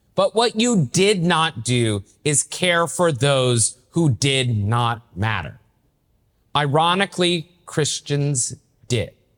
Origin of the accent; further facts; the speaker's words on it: Knoxville, Tennessee, United States; also born or lived in Maryville, Tennessee; now in South Bend, United States; I grew up in Knoxville, Tennessee, so I'm a Southern Catholic myself